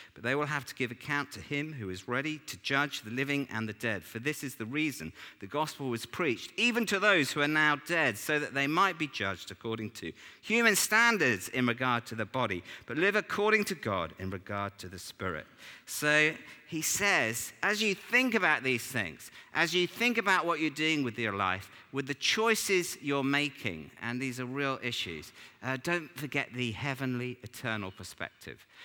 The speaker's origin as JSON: {"language": "English", "region": "England", "country": "United Kingdom", "said": "we're English"}